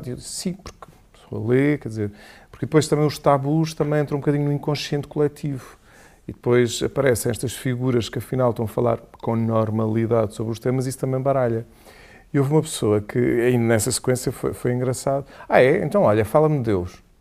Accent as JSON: {"language": "Portuguese", "town": "Portimão", "region": "Faro", "country": "Portugal", "accent": "Algarve", "said": "primeiro sou de Portimão. Quanto muito se tivesse que usar algum sotaque era do Algarve."}